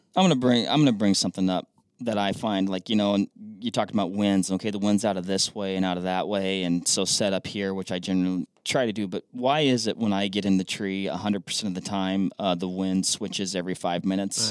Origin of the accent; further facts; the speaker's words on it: Washington, United States; Washington, my home state.